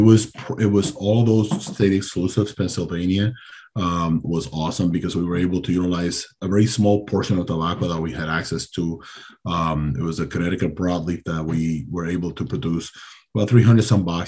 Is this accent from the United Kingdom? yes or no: no; Dominican Republic; moved away; I am from the Caribbean